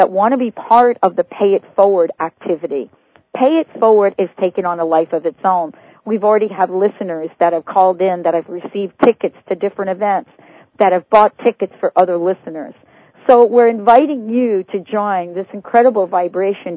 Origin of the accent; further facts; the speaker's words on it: New York, United States; I'm from New York, and, you know, the only hole that we grew up knowing were the potholes